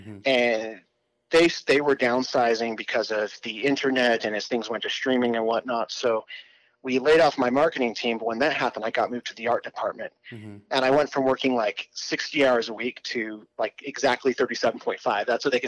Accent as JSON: {"language": "English", "region": "England", "country": "United Kingdom", "tie": "born or raised there", "also_born_or_lived": "Arizona, United States / Italy", "said": "I moved around my entire life, but I was actually born in Arizona, but I grew up in England and spent most of my childhood there."}